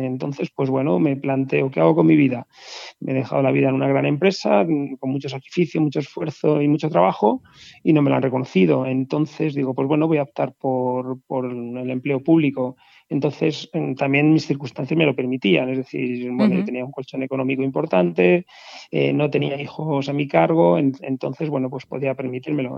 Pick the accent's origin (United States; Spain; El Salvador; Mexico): Spain; La Granja, Castile and León; soy de La Granja, un pueblo de Segovia